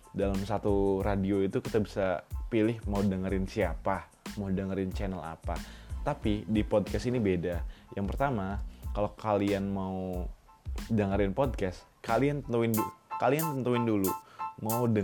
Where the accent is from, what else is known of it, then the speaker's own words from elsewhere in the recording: Serang, Banten, Indonesia; now in Yogyakarta, Indonesia; Gue dari Serang, Banten dan sekarang lagi tinggal di Yogyakarta untuk kuliah.